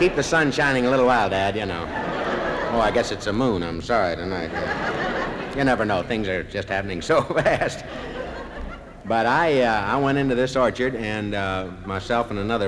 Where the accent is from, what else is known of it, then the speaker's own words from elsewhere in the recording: Ohio, United States; I'm from Ohio